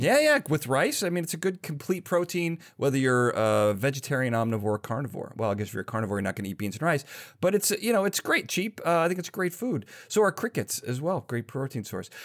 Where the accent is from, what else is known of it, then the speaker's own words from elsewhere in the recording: Chicago, Illinois, United States; I'm from Chicago